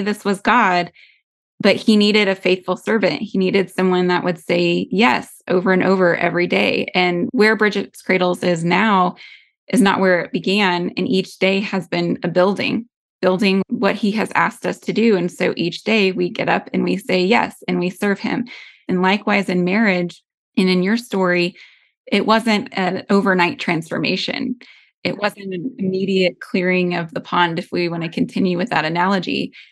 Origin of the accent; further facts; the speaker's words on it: United States; as American Christians